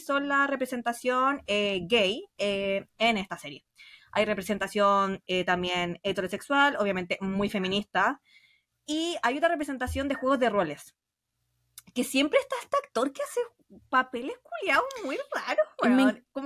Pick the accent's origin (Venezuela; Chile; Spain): Chile; soy chilena.